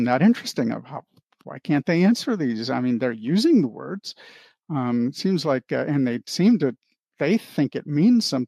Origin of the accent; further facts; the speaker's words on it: Anchorage, Alaska, United States; moved away as an adult; also born or lived in Bellevue, Washington; now in Ohio, United States; we went to Anchorage, Alaska, and I grew up there from the age of 7 to 18